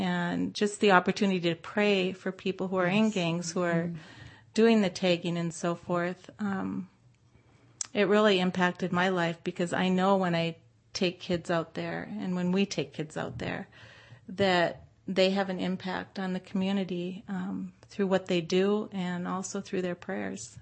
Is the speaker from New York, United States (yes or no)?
no; North Dakota, United States; also born or lived in Anchorage, Alaska / Bay Area, California; now in Modesto, United States; I grew up in North Dakota